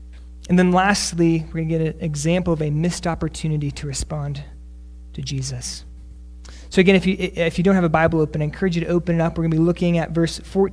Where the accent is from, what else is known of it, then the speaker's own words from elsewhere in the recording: Northeast, United States; moved away; also born or lived in South Texas; I'm from the Northeast